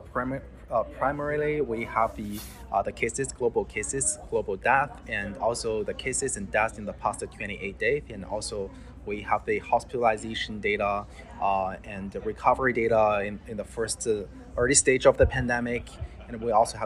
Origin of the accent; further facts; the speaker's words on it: China; now in United States; I'm originally come from China. So I have my friends and families, relatives, they live in China.